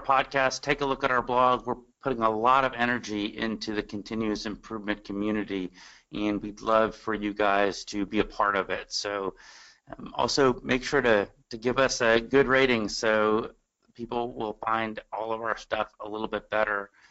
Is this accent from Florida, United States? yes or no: no; Austin and San Antonio, Texas, United States; I'm from Austin and San Antonio.